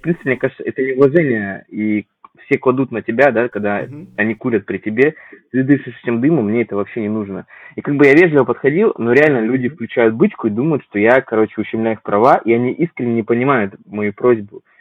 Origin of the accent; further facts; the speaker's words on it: Vladivostok, Primorsky Krai, Russia; moved away as an adult; now in Moscow Oblast, Russia; я родом из Владивостока